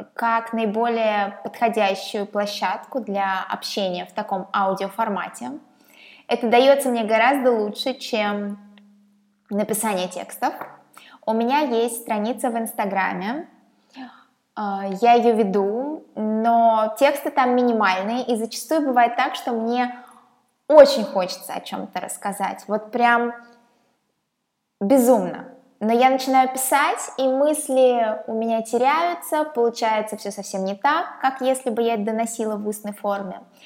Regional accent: Saint Petersburg, Russia; я из Петербурга, здесь живу, здесь родилась. Ненадолго уезжала в Европу, в пару городов, но Петербург — это мой родной город

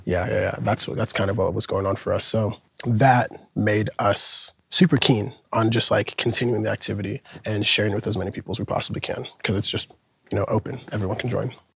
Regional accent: Portland, Oregon, United States; moved away as an adult; now in New York, United States; from Portland, Oregon. Been living in New York the past six or so years

